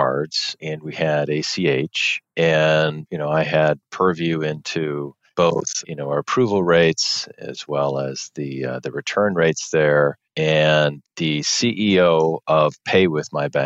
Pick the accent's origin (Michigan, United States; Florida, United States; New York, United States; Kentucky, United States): Michigan, United States; also born or lived in Europe; I grew up in Michigan